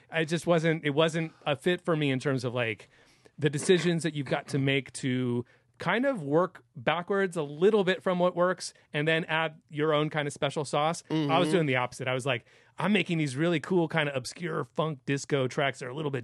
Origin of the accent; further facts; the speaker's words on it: San Francisco, California, United States; moved away as an adult; now in Los Angeles, United States; I'm from San Francisco, the Bay Area